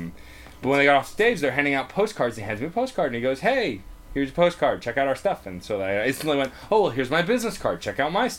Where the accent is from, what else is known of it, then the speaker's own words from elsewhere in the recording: New York City, New York, United States; I've lived in New York my whole life, and I grew up in Staten Island.